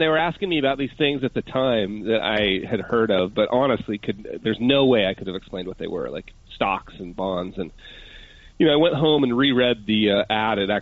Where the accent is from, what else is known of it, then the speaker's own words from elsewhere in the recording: Utah, United States; moved away as an adult; also born or lived in Park City; now in Nelson, New Zealand; I'm a Utah kid, born and raised in Utah